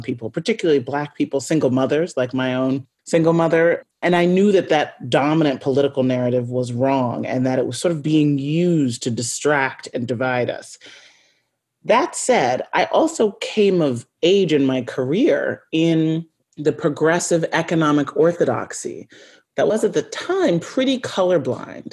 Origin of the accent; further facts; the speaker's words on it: United States; growing up as an American child